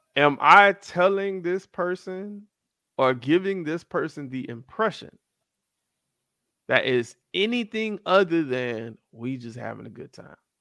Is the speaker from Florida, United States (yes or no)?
yes; Miami, Florida, United States; also born or lived in Atlanta / Tennessee / Fort Lauderdale; I was born in Atlanta, raised in Miami